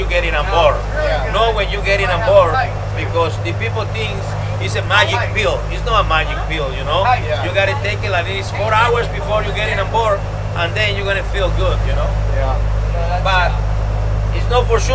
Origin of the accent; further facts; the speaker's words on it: Cozumel, Quintana Roo, Mexico; English is a second language; I'm original from Cozumel. All my family, even my grandfather, so we are a family fishing.